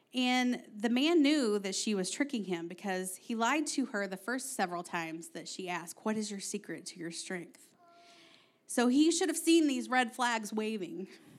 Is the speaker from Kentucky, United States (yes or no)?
yes; Kentucky, United States; accent: Kentucky; now in Ohio, United States; For example, if you don't know, I grew up in Southeast Kentucky. And when Aaron met me, my accent was thick, okay? Now, I moved to Ohio, and I started talking like all y'all northerners up here.